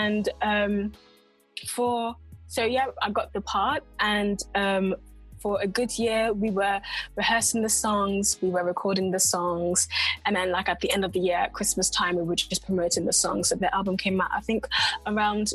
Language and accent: English; United Kingdom; accent: mix of London and Coventry; now in London, United Kingdom; a mix of London and Coventry accents